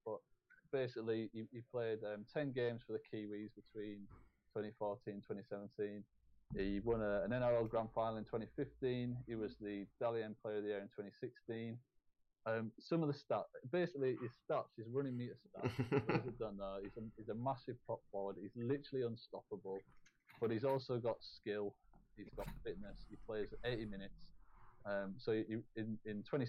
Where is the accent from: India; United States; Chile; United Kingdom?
United Kingdom; England; I'm English